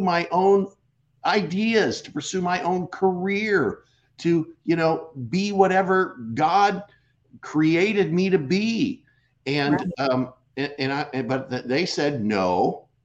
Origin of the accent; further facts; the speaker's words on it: Seattle, Washington, United States; also born or lived in California; now in Phoenix, United States; I'm originally from Seattle